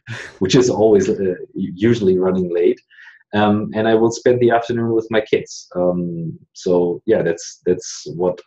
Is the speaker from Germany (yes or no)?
yes; Germany; I'm an entrepreneur from Germany